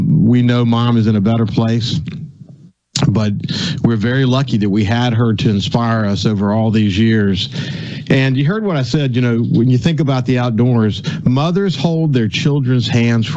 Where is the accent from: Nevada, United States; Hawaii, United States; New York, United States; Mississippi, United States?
Mississippi, United States; Gulfport; also born or lived in Birmingham, Alabama / Mobile, Alabama / Pensacola, Florida; I came to Gulfport when I was four. So, you know, I was born in Birmingham, lived in Mobile, and then Pensacola, then moved here